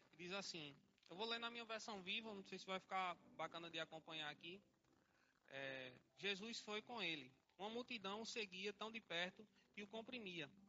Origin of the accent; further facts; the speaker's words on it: Salgueiro, Pernambuco, Brazil; now in Olinda, Brazil; nasci na cidade de Salgueiro, já morei em outras cidades também, mas não sou cigano. Lá nasci em Salgueiro, depois arrudei um pouquinho Pernambuco, vim para Olinda e aqui estou